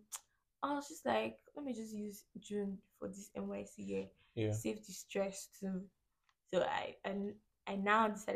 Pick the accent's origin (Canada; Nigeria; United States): Nigeria; Jos, Plateau; also born or lived in Bokkos; I am from Jos